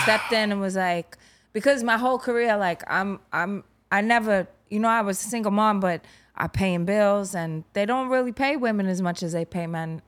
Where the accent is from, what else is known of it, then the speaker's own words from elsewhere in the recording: New York City, New York, United States; I grew up in Garrettson Beach